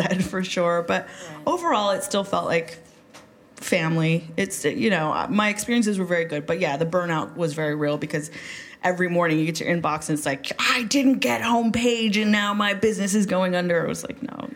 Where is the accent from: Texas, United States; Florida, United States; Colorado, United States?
Colorado, United States; Pueblo; also born or lived in Boulder, Colorado; I grew up in Pueblo, right? So Pueblo is like, it's this old industrial steel town in Colorado.